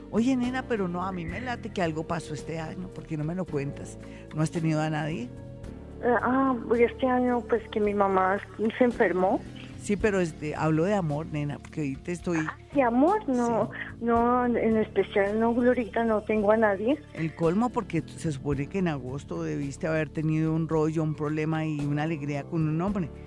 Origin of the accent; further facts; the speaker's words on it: Pereira, Risaralda, Colombia; now in Bogotá, Colombia; Sí, yo soy de Pereira.